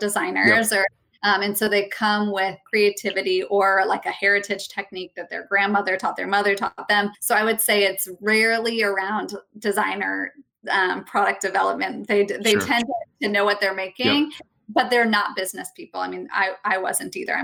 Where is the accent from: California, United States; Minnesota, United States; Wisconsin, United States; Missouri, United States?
Missouri, United States; St. Louis; I'm from St. Louis, Missouri